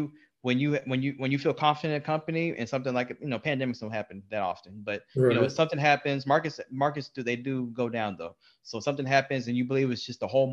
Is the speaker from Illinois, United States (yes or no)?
no; Texas, United States; we're all from Texas